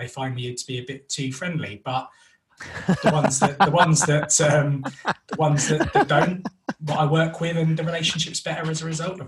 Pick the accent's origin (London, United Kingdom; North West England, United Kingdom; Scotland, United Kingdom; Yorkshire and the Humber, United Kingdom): London, United Kingdom; accent: North London; moved away as an adult; now in West Midlands, United Kingdom; We're originally from North London, which is why I have this wonderful accent